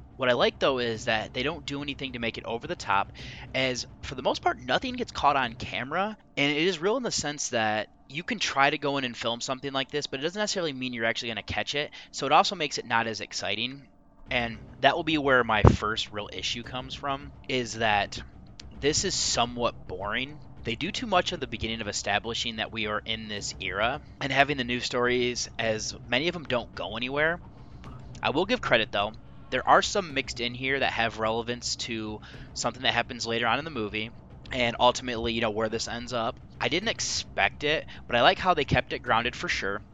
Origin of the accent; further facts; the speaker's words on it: United States; I'm an American and living in a capitalist society